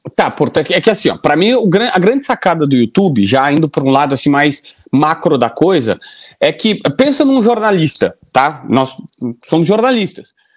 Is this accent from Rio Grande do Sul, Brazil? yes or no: yes; Capivari do Sul, Rio Grande do Sul, Brazil; also born or lived in Osório; eu nasci em Osório porque na minha cidade, Capivari do Sul, ninguém nasce, não tem hospital